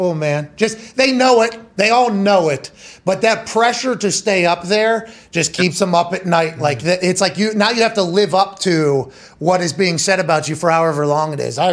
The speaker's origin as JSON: {"language": "English", "town": "Pittsburgh", "region": "Pennsylvania", "country": "United States", "tie": "born or raised there", "also_born_or_lived": "West Virginia / Indianapolis", "moved": "as an adult", "said": "I grew up in Pittsburgh, right? Pittsburgh, Pennsylvania is an NFL and NHL town, right?"}